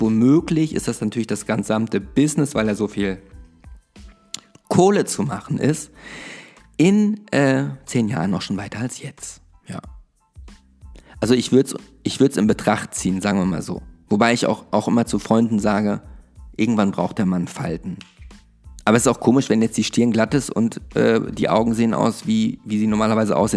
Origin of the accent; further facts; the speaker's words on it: Germany; bei uns in Deutschland